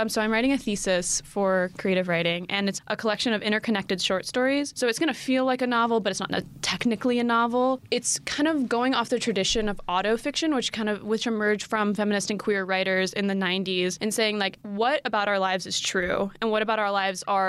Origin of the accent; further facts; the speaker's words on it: Asheville, North Carolina, United States; I'm from Asheville, North Carolina